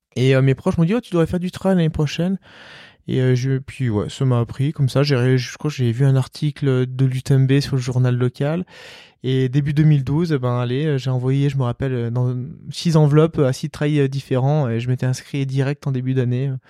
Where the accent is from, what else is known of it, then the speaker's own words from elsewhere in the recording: Marthod, Auvergne-Rhône-Alpes, France; also born or lived in Albertville; j'allais euh, au foot dans mon petit village euh, où j'ai grandi à Marteau